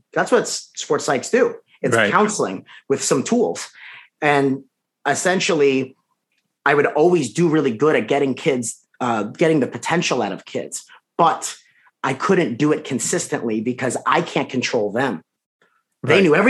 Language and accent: English; Long Island, New York, United States; Me? Long Island.